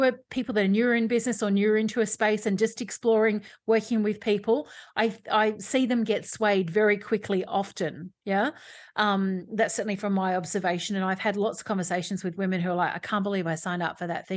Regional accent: Australia

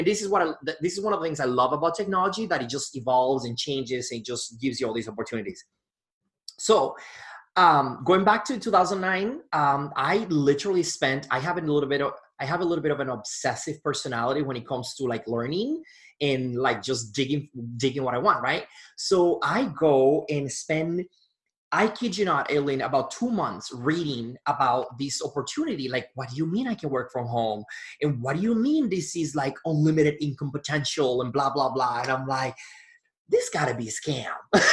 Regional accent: Punta Cana, La Altagracia, Dominican Republic; moved away as an adult; now in Milwaukee, United States; I was born in Punta Cana, Dominican Republic, and I was living in Milwaukee, Wisconsin

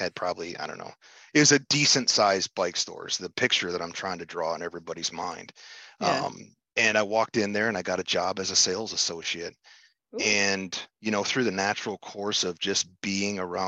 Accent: Upper Peninsula of Michigan, United States; moved away as an adult; also born or lived in Kalamazoo, Michigan; I was born and raised in the Upper Peninsula of Michigan, in the UP.

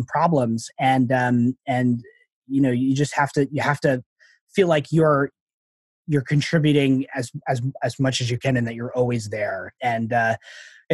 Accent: Long Island, New York, United States; moved away as an adult; also born or lived in Houston, Texas / Boston, Massachusetts; now in Massachusetts, United States; I grew up on Long Island

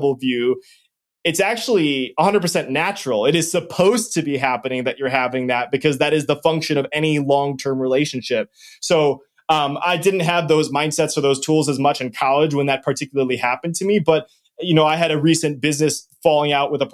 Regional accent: Wisconsin, United States; I'm from Wisconsin

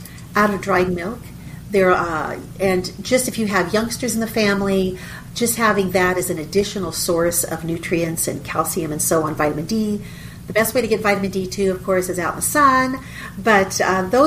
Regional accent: southeast Texas, United States; We live in southeast Texas. We're about 40 minutes northeast of Houston.

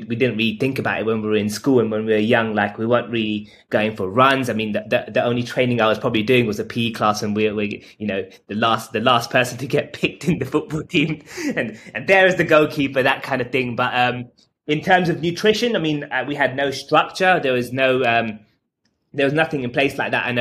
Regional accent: London, United Kingdom; I'm 32 years old and I'm from London

